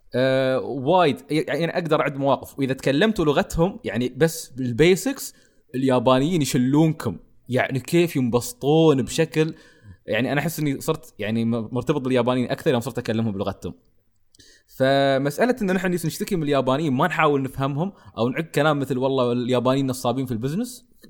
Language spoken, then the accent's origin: Arabic; United Arab Emirates; عندنا تحديدا عندنا في الامارات